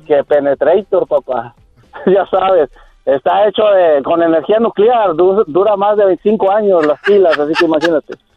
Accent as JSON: {"language": "Spanish", "region": "San Luis Potosí", "country": "Mexico", "said": "Yo soy, de San Luis Potosí, es mi barrio. San Miguelito"}